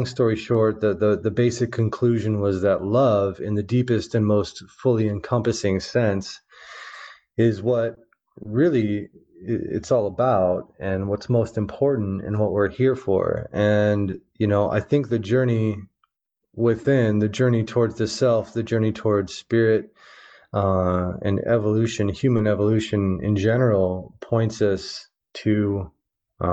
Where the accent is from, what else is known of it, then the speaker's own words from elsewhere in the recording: Omaha, Nebraska, United States; I grew up in the Midwest, in the heart of the Midwest, in Omaha, Nebraska